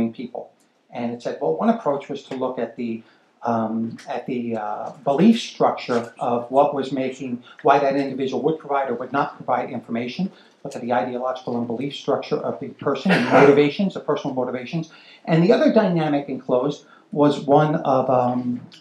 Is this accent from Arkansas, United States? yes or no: no; New York, United States; I'm a New Yorker